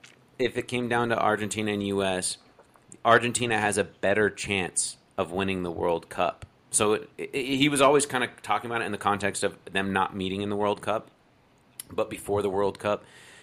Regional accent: United States; I'm American through and through, dyed in the wool, never ever anything else.

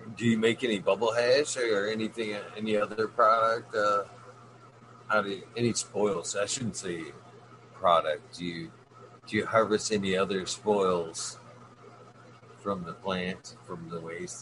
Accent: Michigan, United States; my home state

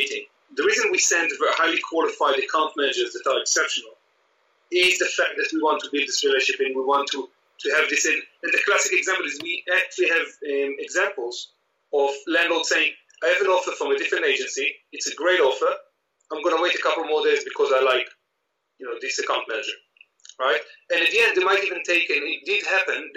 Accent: Israel; moved away as an adult; I grew up in Israel

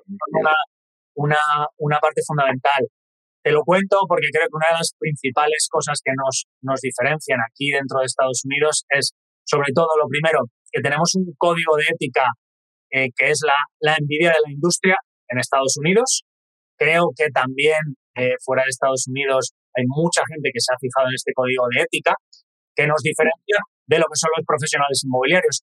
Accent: Spain; moved away as an adult; now in United States; orgullosísimo español, viviendo aquí ya desde hace siete años

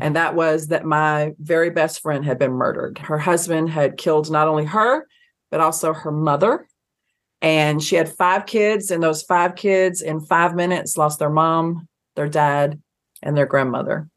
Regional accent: Athens, Georgia, United States; grew up in Athens, Georgia

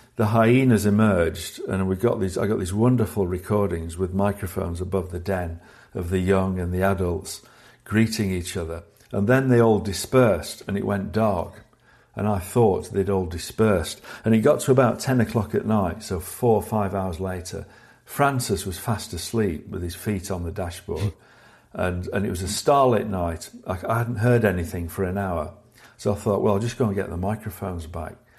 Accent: Sheffield, Yorkshire and the Humber, United Kingdom; growing up in Sheffield in the north of England

